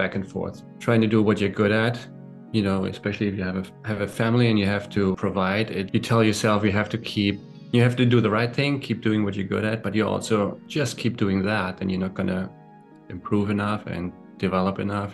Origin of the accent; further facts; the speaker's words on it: Germany; moved away as an adult; also born or lived in Berlin / New York; now in Los Angeles, United States; I grew up in Germany